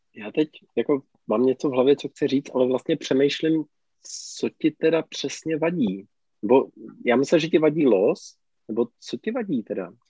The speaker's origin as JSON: {"language": "Czech", "region": "Karlovy Vary Region", "country": "Czechia", "said": "já jsem z Karlovarska"}